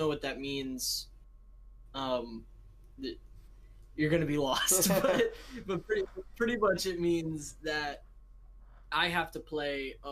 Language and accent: English; United States; I'm just American.